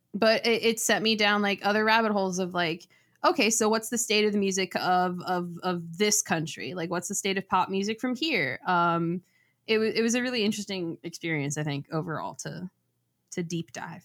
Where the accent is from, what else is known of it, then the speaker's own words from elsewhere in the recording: South Florida, United States; I grew up in South Florida